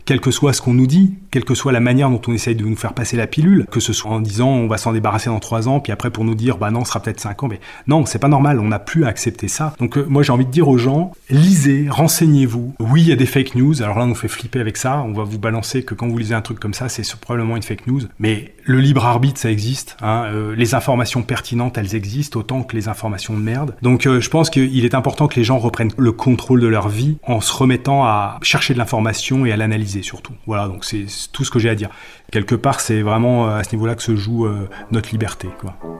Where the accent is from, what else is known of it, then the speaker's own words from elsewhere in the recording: Haute-Savoie, Auvergne-Rhône-Alpes, France; Je suis originaire de Haute-Savoie